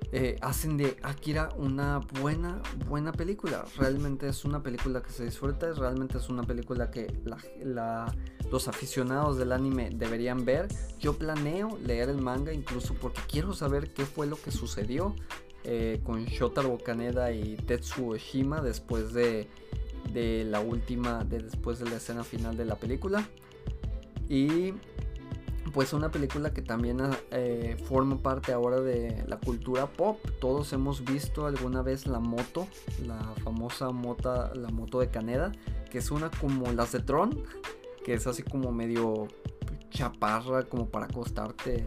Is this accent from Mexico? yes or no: yes; Mexico; Aquí en mi país